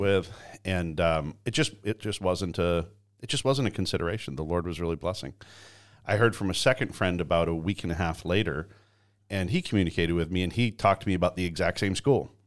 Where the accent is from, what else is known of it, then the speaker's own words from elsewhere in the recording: Canada; moved away; I was born and raised in Canada